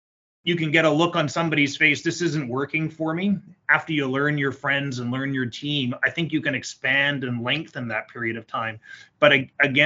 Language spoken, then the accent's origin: English; Canada; I'm Canadian.